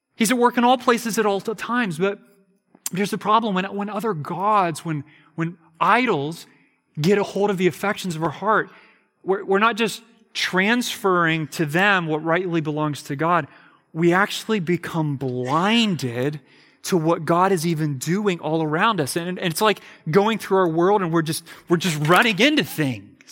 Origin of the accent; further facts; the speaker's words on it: United States; I'm an American